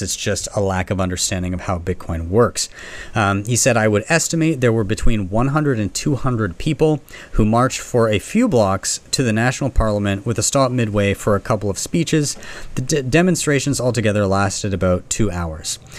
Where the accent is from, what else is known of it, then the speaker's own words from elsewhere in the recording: Canada; I'm from Canada